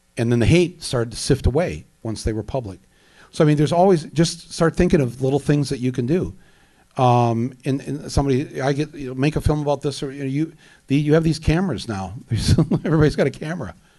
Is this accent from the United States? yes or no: yes; Flint, Michigan, United States; now in New York, United States; I, I come from Flint, Michigan